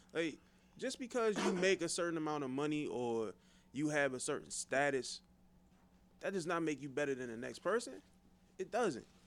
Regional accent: Forestville, Maryland, United States; I'm from Forestville

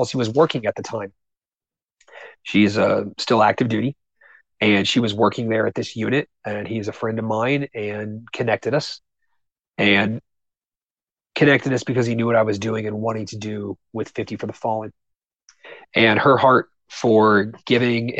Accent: Southern Ohio, United States; growing up in Southern Ohio was amazing for that because I had people around me in my small town.

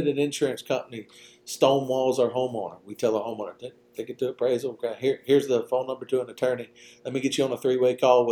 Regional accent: Louisiana, United States; when I was a kid, I grew up in Louisiana

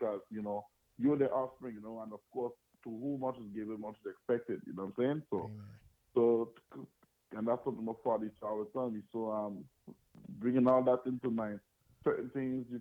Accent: Antigua & Barbuda; also born or lived in Dominica / U.S. Virgin Islands; now in United States; I was born in the beautiful island of Dominica, that's in the Caribbean. You know, and I grew up in Antigua, and I've lived in the U.S. Virgin Islands.

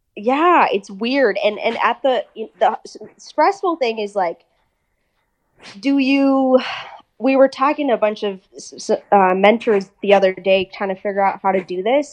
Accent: Minnesota, United States; accent: American; also born or lived in England; we eventually moved to good old Minnesota, and then I've been there ever since

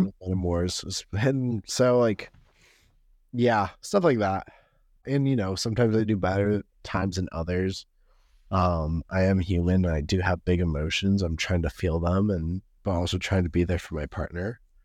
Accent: Los Angeles, California, United States; me being Californian, L A, Californian

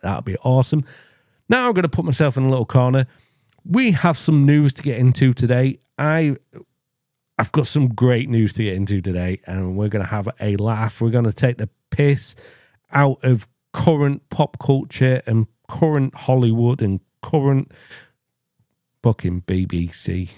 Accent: England, United Kingdom; I am English

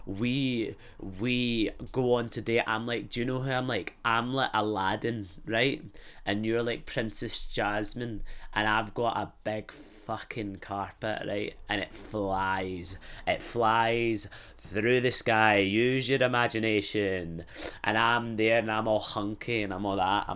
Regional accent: Glasgow, Scotland, United Kingdom; moved away; I'd come back to Glasgow

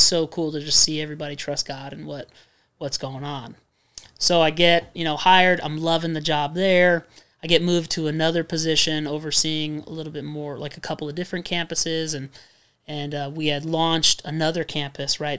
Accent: Redlands, California, United States; moved away; a church from Redlands, the city we were born and raised

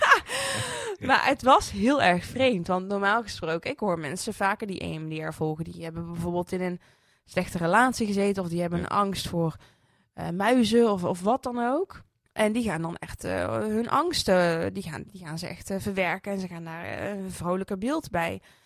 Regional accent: Netherlands; Ik ben opgegroeid in Sprankapelle, een christelijk dorp

